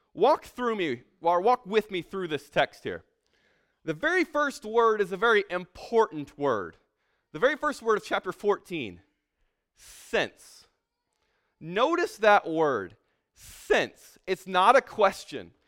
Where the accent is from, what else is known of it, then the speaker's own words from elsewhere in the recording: San Antonio, Texas, United States; I'm from San Antonio. I'm living in San Antonio right now